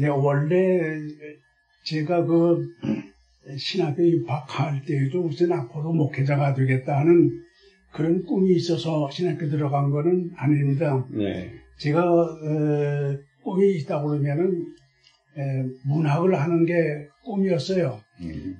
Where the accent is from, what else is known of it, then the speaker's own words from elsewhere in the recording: Seoul, South Korea; also born or lived in Goesan, North Chungcheong; 괴산에서 태어나긴 태어났지만은 다섯 살 때 올라왔기 때문에 거기 기억은 하나도 없어요. 네. 그 다음에 이제 서울 올라와서 성장을 했기 때문에